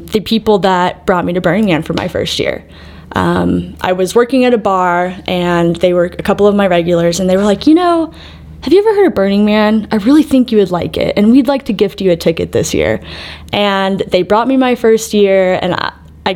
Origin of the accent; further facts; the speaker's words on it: Waco, Texas, United States; moved away as an adult; also born or lived in Arizona; now in Denver, United States; I'm actually from Waco, Texas. And for those of you that somehow have missed where and what that is, turn on HGTV, drink a Dr. Pepper, any of those places, if you look real closely, will lead you back to the heart of Texas, as they call it. And yeah, that's where I spent most of my growing up years